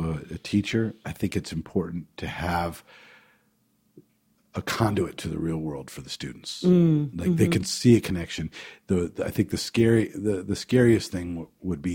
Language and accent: English; Potomac, Maryland, United States; also born or lived in New Jersey; I grew up in the Washington, D.C. area, Potomac, Maryland, and we also had a home in New Jersey